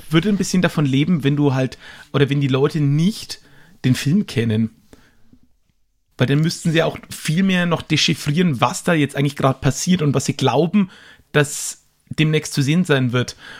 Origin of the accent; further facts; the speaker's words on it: Nuremberg, Bavaria, Germany; ich komme ja hier aus Nürnberg